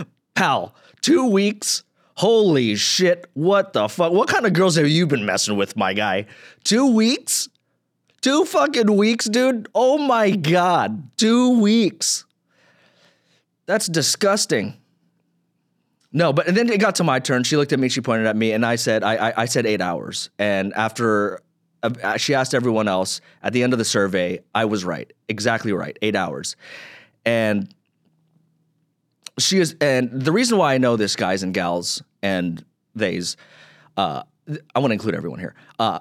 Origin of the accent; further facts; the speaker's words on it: Philippines; I'm a straight Filipino guy. You know, before 2020, before all this, you know, the social justice stuff, before 2020, everyone would always get confused with me for being a Filipino.